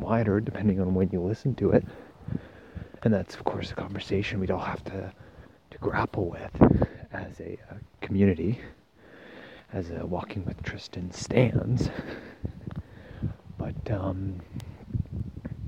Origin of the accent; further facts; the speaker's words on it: Castlegar, British Columbia, Canada; my hometown of Castlegar